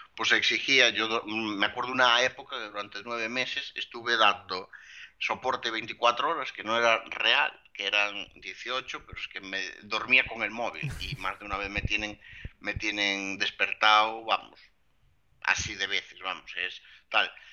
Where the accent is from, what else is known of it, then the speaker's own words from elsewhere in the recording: Lugo, Galicia, Spain; yo soy un chico de Lugo